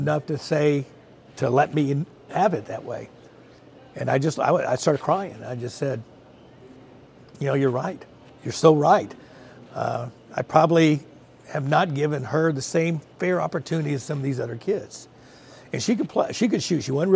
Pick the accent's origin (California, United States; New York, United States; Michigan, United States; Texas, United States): Texas, United States; Richardson; also born or lived in Dallas; I grew up in the Richardson area